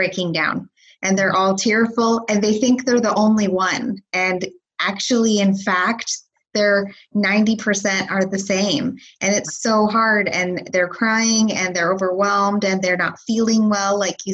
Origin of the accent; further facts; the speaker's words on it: Canada; moved away; I'm also Canadian